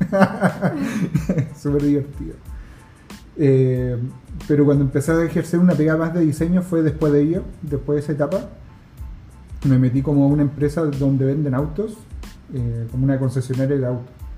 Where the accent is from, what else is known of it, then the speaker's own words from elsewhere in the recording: La Serena, Coquimbo, Chile; moved away as an adult; also born or lived in Santiago; yo soy de La Serena, entonces es una ciudad que está lejos de la capital